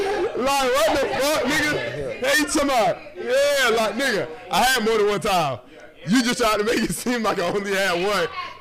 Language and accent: English; Atlanta, Georgia, United States; I'm from the West Side.